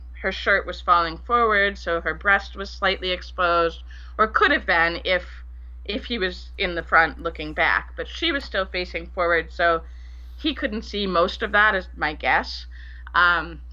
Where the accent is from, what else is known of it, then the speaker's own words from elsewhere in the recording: Bedford, Massachusetts, United States; moved away as an adult; also born or lived in Liberia / Tennessee; I grew up in Bedford, Massachusetts